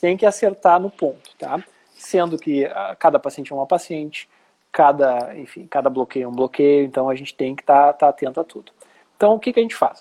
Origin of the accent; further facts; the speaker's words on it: Porto Alegre, Rio Grande do Sul, Brazil; moved away as an adult; also born or lived in Santa Catarina; eu sou porto-alegrense e fui para Santa Catarina fazer residência